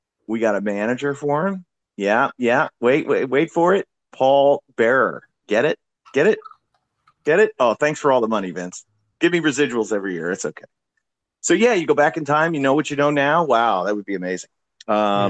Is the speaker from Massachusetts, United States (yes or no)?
no; Florida, United States; also born or lived in New York; I was born in New York, then grew up in Florida.